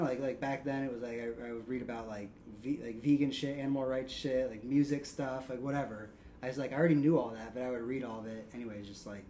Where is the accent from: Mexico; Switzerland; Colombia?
Colombia; accent: Colombian; now in Columbus, United States; When I tell people I'm Colombian, the usual response I get in Ohio is...